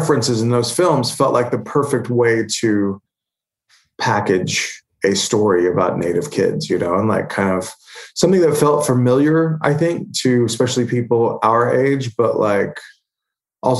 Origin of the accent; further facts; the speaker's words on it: Holdenville, Oklahoma, United States; my hometown of Holdenville